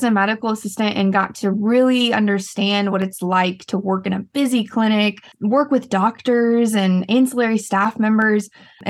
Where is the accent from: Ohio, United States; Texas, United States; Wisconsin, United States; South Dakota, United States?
Texas, United States; Coppell; also born or lived in Austin, Texas; I am from Coppell, Texas, which is a small town near the DFW airport.